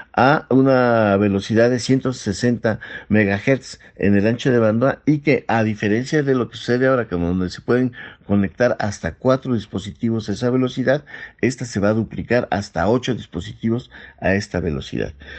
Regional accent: Mexico; nosotros como mexicanos

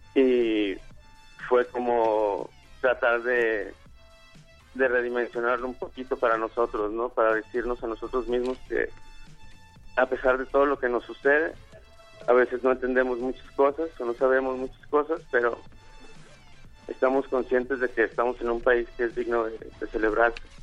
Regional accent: Guadalajara, Jalisco, Mexico; nosotros que venimos de Guadalajara

